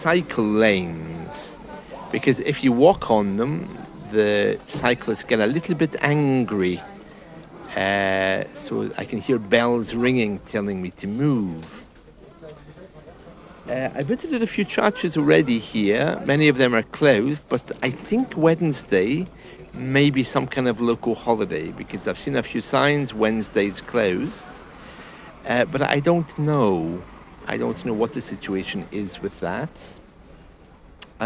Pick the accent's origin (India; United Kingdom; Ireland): United Kingdom; I'm British.